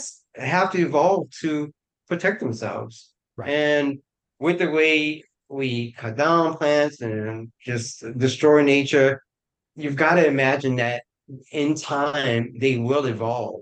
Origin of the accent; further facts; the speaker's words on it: New Orleans, Louisiana, United States; I'm from New Orleans originally